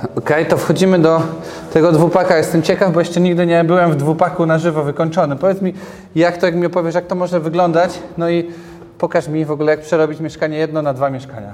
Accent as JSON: {"language": "Polish", "region": "Lesser Poland", "country": "Poland", "said": "ja pochodzę z Małopolski"}